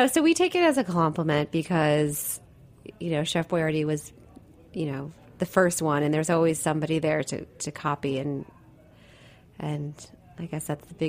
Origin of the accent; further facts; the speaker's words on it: Italy; born there; I was born in Italy, so it's just in the DNA.